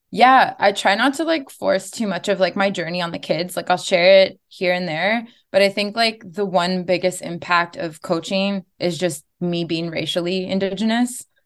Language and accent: English; Kitigan Zibi, Quebec, Canada; I'm from Kirikon City on my dad's side, um, which is an hour and a half north of Ottawa and, uh, one of the closest Algonquin communities to Ottawa.